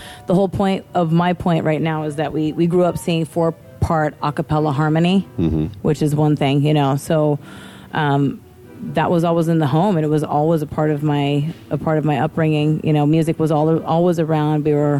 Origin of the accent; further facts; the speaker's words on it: Midwest, United States; You know, and how I grew up in the Midwest.